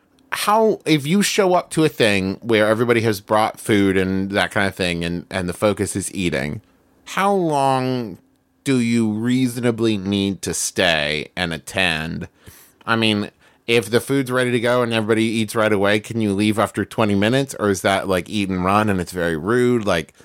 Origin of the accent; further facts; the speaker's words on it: West Virginia, United States; was raised in West Virginia, which is not really the South, but a lot of Southern tendencies, I would say.